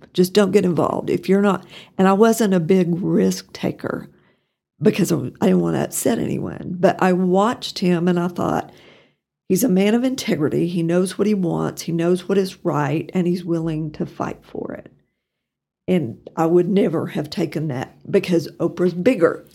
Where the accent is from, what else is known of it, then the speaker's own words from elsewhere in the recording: Pampa, Texas, United States; moved away as an adult; also born or lived in Norman, Oklahoma; now in Amarillo, United States; I grew up in Pampa, And I guess to some extent, I'm still a harvester at heart